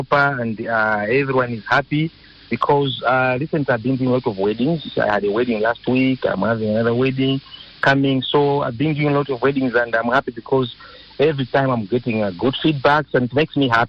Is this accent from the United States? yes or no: no; Malawi; now in South Africa; My mother and my auntie, they used to have a restaurant in Malawi, because I'm originally from Malawi